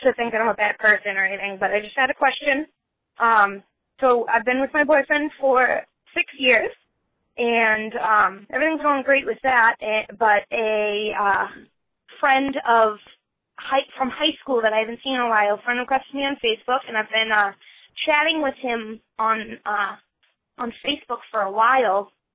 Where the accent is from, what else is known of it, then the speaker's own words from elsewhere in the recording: Boston, Massachusetts, United States; I'm from Boston, and, um, I'm twenty-four